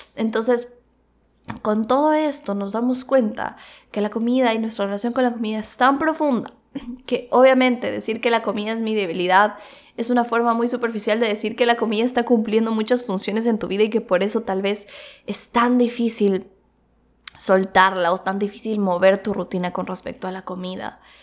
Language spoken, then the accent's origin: Spanish; Quito, Pichincha, Ecuador; moved away; also born or lived in Cuenca; yo también vengo de la cultura de Quito, o sea, como que también tengo mucho de la cultura de Quito, que es otra ciudad, porque es donde nací